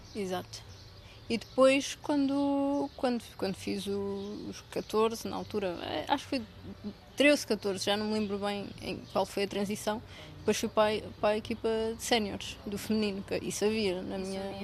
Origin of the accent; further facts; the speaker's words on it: Ourém, Centro, Portugal; o clube da minha, da minha cidade